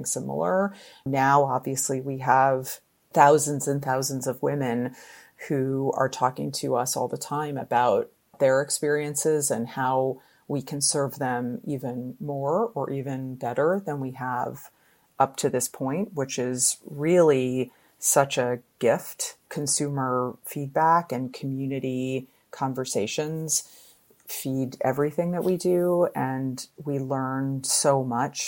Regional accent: Connecticut, United States; I grew up in Connecticut

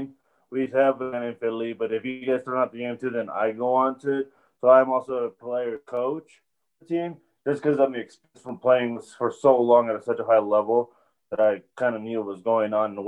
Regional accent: Albuquerque, New Mexico, United States; moved away as an adult; also born or lived in Kansas City; Growing up in Albuquerque

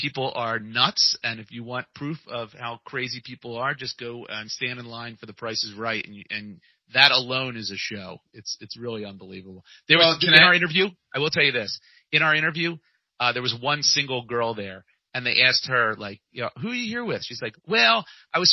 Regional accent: outside Philadelphia, Pennsylvania, United States; from outside Philadelphia

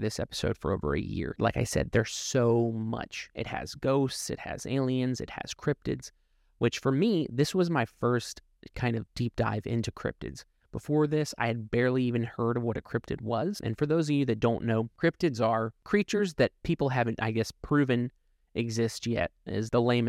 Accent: Ohio, United States; moved away; also born or lived in North Carolina; I'm originally from Ohio, and when I would drive home, I would take US 35 through there.

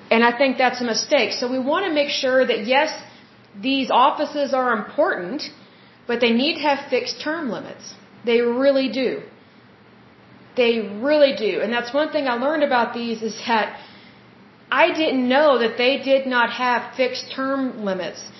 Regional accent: United States; as the American people

